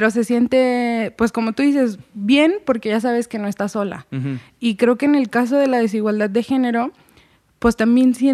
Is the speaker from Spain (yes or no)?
no; Mexico; Soy mexicana